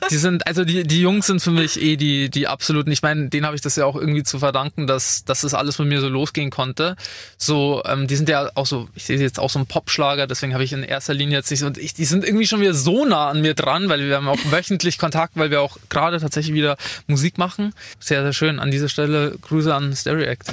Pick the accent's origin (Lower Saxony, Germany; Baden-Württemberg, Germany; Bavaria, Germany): Bavaria, Germany; Attaching; bei mir in Attaching, in meinem Dorf, wo ich aufgewachsen bin